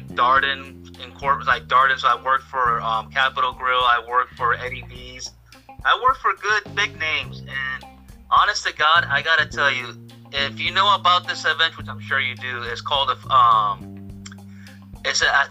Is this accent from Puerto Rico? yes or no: yes; Puerto Rico; I'm from Puerto Rico